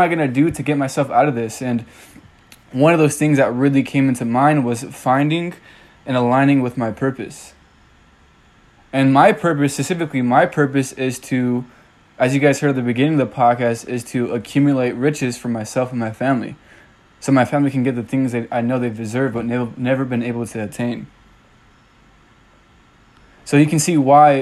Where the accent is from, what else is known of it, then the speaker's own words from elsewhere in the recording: California, United States; moved away as an adult; now in Tennessee, United States; I'm initially from California